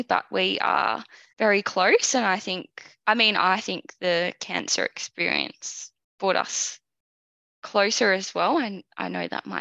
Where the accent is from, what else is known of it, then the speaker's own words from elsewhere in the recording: about an hour from Melbourne, Victoria, Australia; also born or lived in London; I grew up about an hour from Melbourne out in the western suburbs with my mum, my dad, and my brother